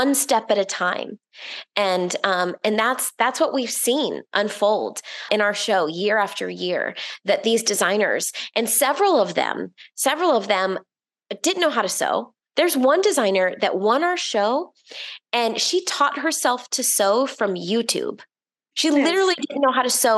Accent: Orlando, Florida, United States; I grew up in Orlando, Florida

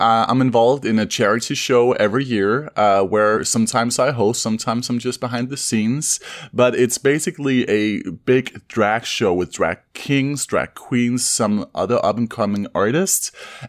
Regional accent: Denmark; I am from Denmark, and that's where I run an inn with my husband.

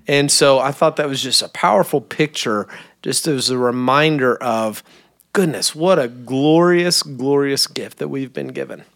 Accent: Kentucky, United States; moved away; I barely speak English. I'm from Kentucky

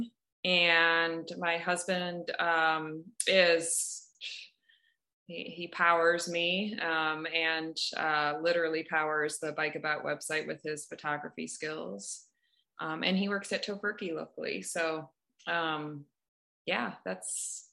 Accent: Madison, Wisconsin, United States; moved away as an adult; also born or lived in Boston; now in Hood River, United States; I moved there from Madison, which is where I was born and kind of raised

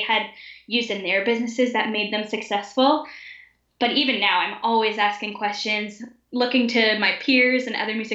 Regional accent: Ottawa, Ontario, Canada; I was born and raised in Ottawa, Canada

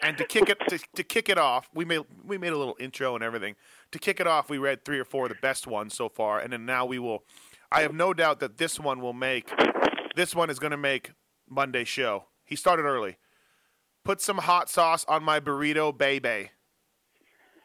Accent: Canada; I'm from Canada

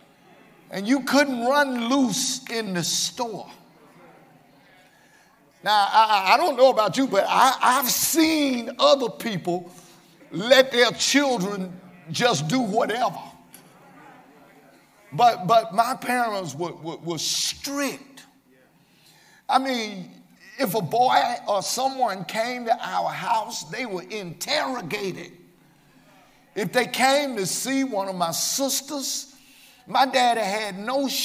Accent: Birmingham, Alabama, United States; I was raised here in Birmingham in a two-parent home

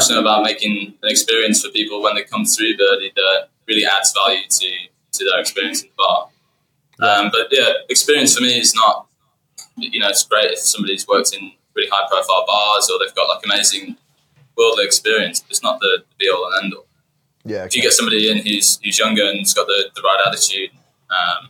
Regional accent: United Kingdom; moved away as an adult; now in Melbourne, Australia; I come from Yorkshire

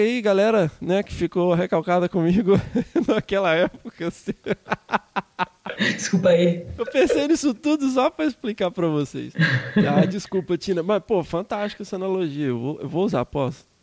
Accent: Minas Gerais, Brazil; já sou mais montanha, eu sou mineiro mesmo

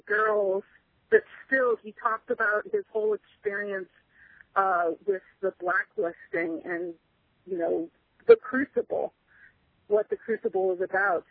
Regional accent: Stinson Beach, California, United States; moved away; I grew up in Stinson Beach, which is right next to Mill, well, more or less next to Mill Valley

